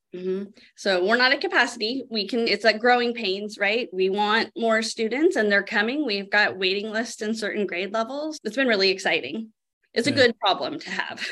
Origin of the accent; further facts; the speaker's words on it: Sebastopol, California, United States; I grew up here in Sebastopol.